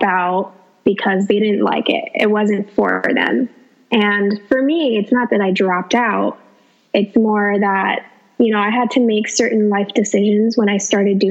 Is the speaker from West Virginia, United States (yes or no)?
no; Los Angeles, California, United States; I'm from Los Angeles